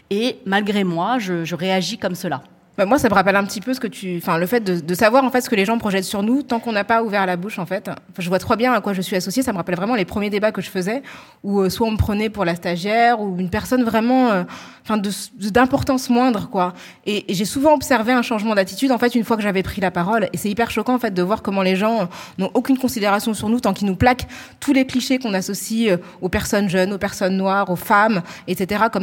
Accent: Île-de-France, France; accent: Parisian; ils ne le parlent pas avec notre accent parisien, parce qu'en fait, on n'est que 10 millions de franciliens à avoir cet accent-là. Donc, c'est vrai que nous, on a un accent aussi qui est hyper marqué.

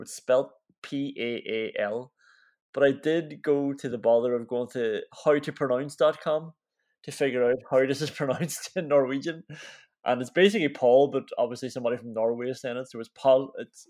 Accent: Derry, Northern Ireland, United Kingdom; We're from Derry, up in the north. Technically Northern Ireland, but we're still Irish citizens

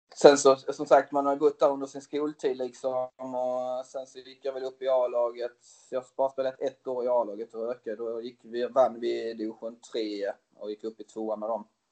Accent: Tyringe, Skåne, Sweden; also born or lived in Switzerland; jag är uppväxt i Tyringe som är en liten ort utanför uh, Hässleholm

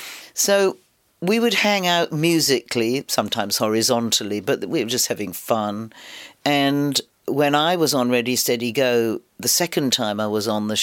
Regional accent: London, United Kingdom; it was a very exciting time to be young and growing up in London.

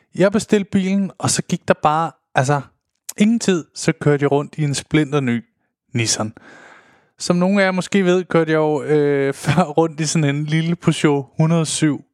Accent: Denmark; som danskere

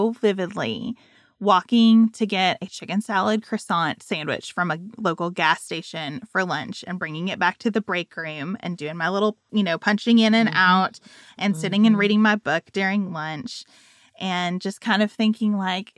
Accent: Island, Kentucky, United States; my hometown

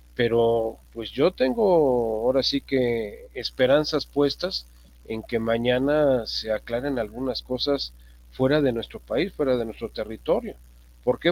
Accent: Mexico; como ciudadanos, como mexicanos

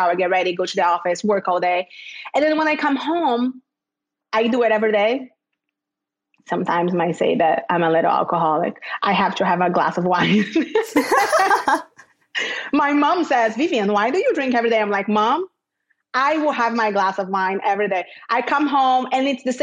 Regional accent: Rio de Janeiro, Brazil; moved away as an adult; now in Miami, United States; I grew up in Rio in Brazil, but I never lived at the beach.

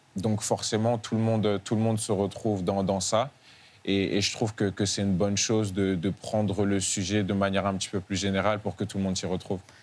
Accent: Bordeaux, Nouvelle-Aquitaine, France; also born or lived in Rouen / Dijon; C'est surtout à Bordeaux que j'ai vraiment pris conscience de, la vie que j'avais

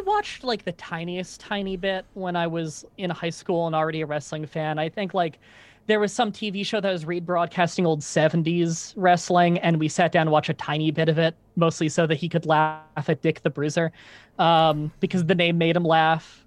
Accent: Ontario, Canada; growing up in Canada

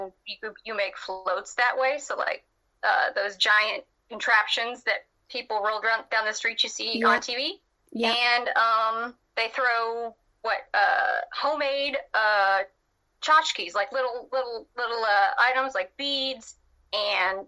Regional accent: Louisiana, United States; I am from Louisiana in the United States, if you guys couldn't tell from my accent

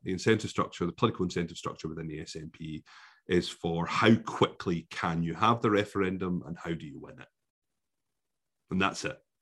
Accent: Scotland, United Kingdom; despite being utterly immersed in this brilliant country, for the government government of my country, I am deemed as not being Scottish.

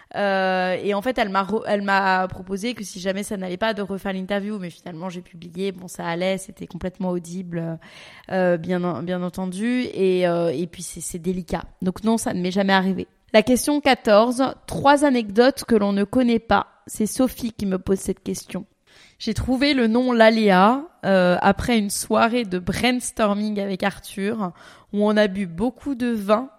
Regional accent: Paris, Île-de-France, France; moved away; also born or lived in Dubai; je suis parisienne de base, donc je suis habituée aux petits espaces

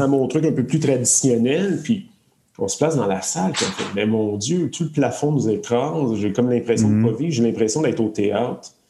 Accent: Laval, Quebec, Canada; j'ai vécu à Laval, sur la rive nord, euh, dans un petit bled. c'est des champs. Moi, je me plais à dire que j'habitais quand même dans le champ, à Saint-François.

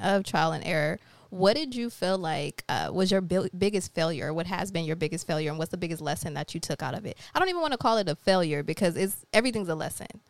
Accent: Jamaica; I'm Jamaican

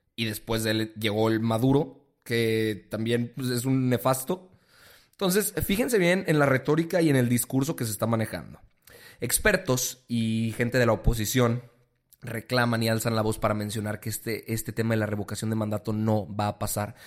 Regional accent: Mexico; como mexicanos

